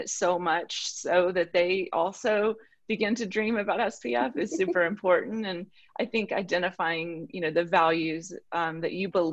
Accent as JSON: {"language": "English", "region": "the South", "country": "United States", "said": "I'm from the South"}